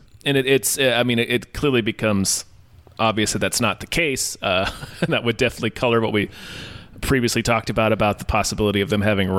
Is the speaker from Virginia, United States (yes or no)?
yes; Virginia, United States; I was born in Virginia.